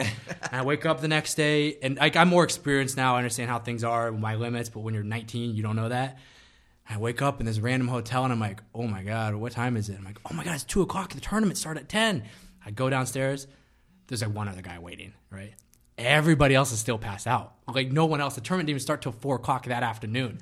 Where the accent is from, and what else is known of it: United States